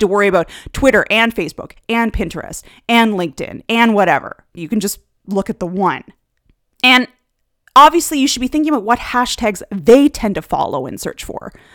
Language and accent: English; Canada; one of the things of living in Canada is that you do learn the second language here, French.